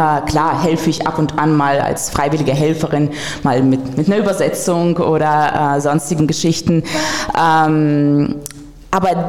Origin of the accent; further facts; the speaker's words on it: Russia; born there; moved away; vor allem als gebürtige Russin.